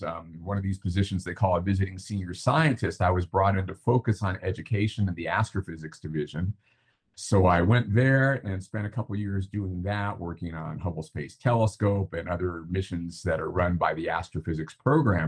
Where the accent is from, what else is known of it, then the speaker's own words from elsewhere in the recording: San Diego, California, United States; I grew up mostly in San Diego.